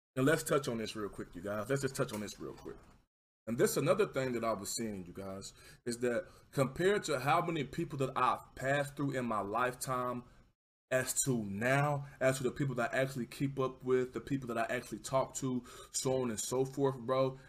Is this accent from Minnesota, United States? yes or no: no; Texas, United States; accent: southern; I'm from Texas